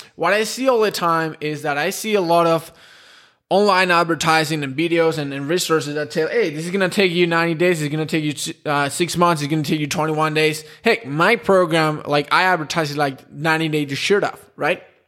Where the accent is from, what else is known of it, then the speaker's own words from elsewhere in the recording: Spain; I'm from Spain